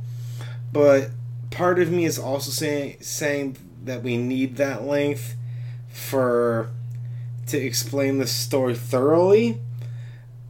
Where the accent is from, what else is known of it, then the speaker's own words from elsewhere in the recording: Rochester, New York, United States; where I grew up in Rochester, New York